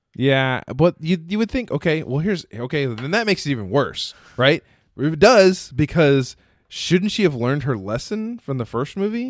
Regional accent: Texas, United States; I'm from Texas

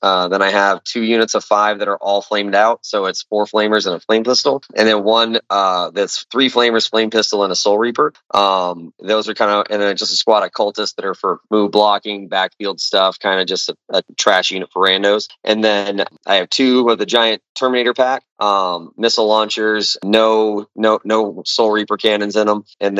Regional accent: California, United States; also born or lived in Minnesota; now in Dallas, United States; I'm in Dallas, Texas. I've been all around. I started in California, was up in Minnesota for about a decade, and now I'm down here in the South.

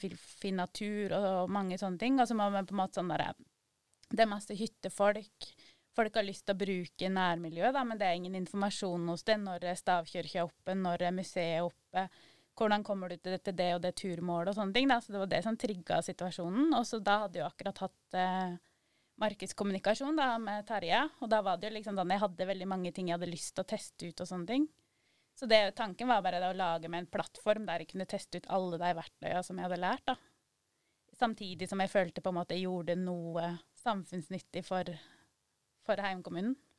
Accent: Sør-Aurdal, Innlandet, Norway; Og så satt jeg hjemme i Valdres

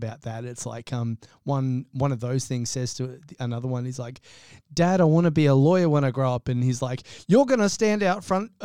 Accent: Australia; I love being an Aussie. I really do. It's, you know, I'm such a proud Aussie.

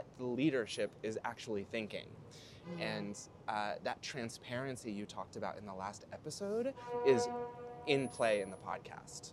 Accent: New Mexico, United States; now in New York, United States; I'm originally from New Mexico, and I came to New York not pursuing ministry, but pursuing music.

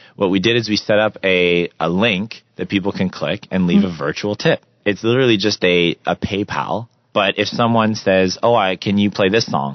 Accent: Russell, Ontario, Canada; moved away; my hometown uh, in Rus- Russell, Ontario

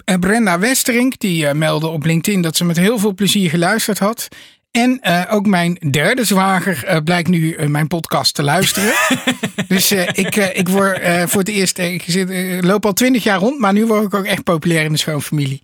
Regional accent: Netherlands; Wij zijn trouwens als Nederlanders ook low context

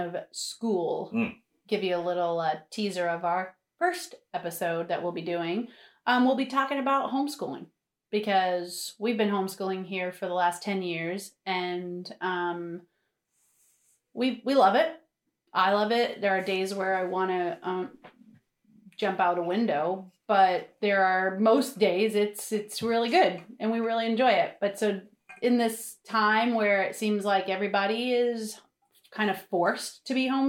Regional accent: North Providence, Rhode Island, United States; I am from Rhode Island also. And I am from North Providence, Rhode Island, which does have its own accent, but I don't really have it.

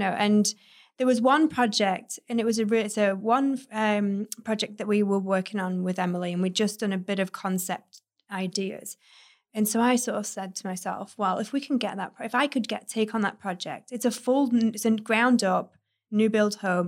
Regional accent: United Kingdom; moved away as an adult; also born or lived in Manchester; now in West Hollywood, United States; I traveled in between Manchester and my hometown where the architect practice was

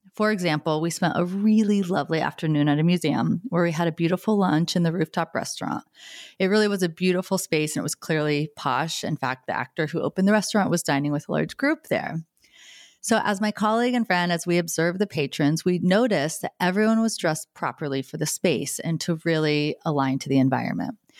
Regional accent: United States; being born and raised in the United States

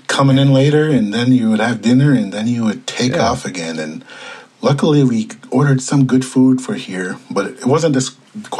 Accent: Ponemah, Minnesota, United States; moved away as an adult; I grew up in Panema on the Red Lake Res, and I spent basically the first 18 years of my life up there

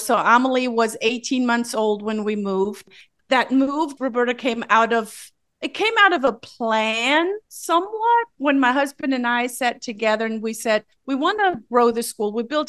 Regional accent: Germany; moved away as an adult; now in United States; I am from Germany. I have no Swedish roots whatsoever. I am through and through German. I am married to a German.

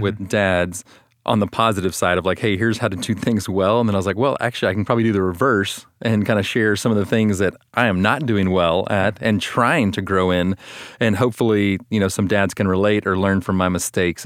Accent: Austin, Texas, United States; I'm from Austin, Texas

